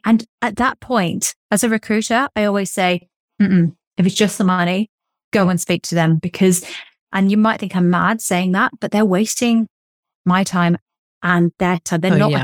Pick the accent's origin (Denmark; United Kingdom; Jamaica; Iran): United Kingdom; England; accent: English; my English accent